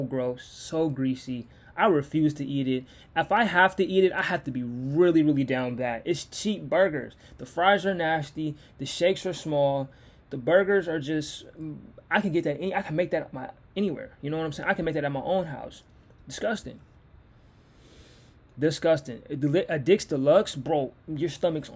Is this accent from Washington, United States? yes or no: yes; Seattle, Washington, United States; also born or lived in Renton; I grew up in Laurentian, but I was raised and I lived in Seattle